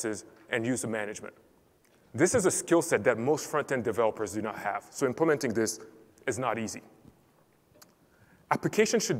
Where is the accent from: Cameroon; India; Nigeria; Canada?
Cameroon; I'm originally from Cameroon.